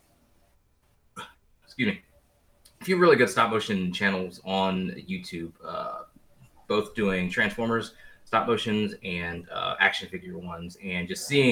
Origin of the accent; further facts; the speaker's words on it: Washington, District of Columbia, United States; moved away as an adult; also born or lived in Louisiana; now in Texas, United States; I'm born and bred in Washington, D.C.